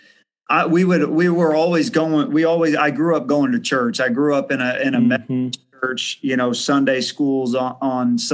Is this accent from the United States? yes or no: yes; Du Quoin, Illinois, United States; also born or lived in Carbondale, Illinois; I grew up in a small town, DuCoyne, Illinois, which is in here in Southern Illinois